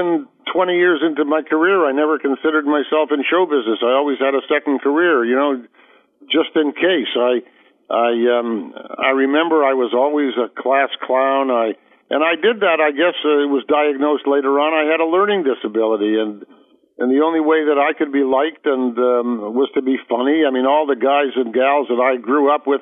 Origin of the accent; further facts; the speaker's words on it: Toronto, Ontario, Canada; I was born in Toronto, Canada